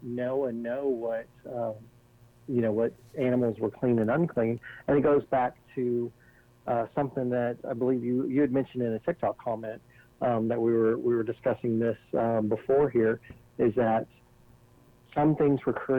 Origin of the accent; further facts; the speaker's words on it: the South, United States; I'm from the South